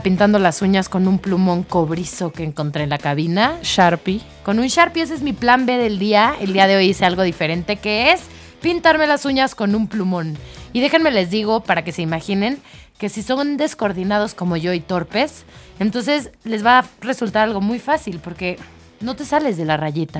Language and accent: Spanish; Mexico; yo que soy mexicana